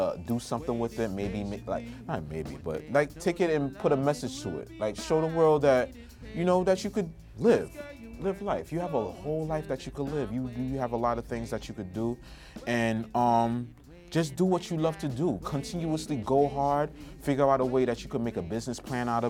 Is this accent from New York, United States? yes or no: yes; New York City, New York, United States; My family's from Trinidad and Tobago. I was born in Brooklyn.